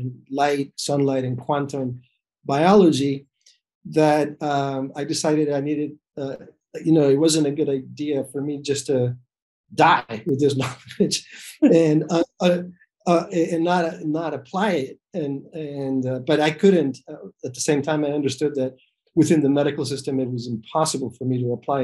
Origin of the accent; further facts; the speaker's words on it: El Salvador; moved away as an adult; also born or lived in New York City; now in Rhode Island, United States; I was born in El Salvador, back a few decades ago. And then I went to medical school actually in El Salvador